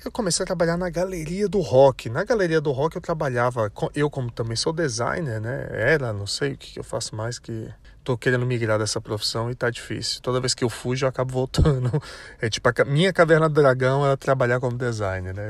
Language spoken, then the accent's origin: Portuguese; Brasília, Federal District, Brazil; Eu como bom brasiliense, né, a cidade que tem nem 60 anos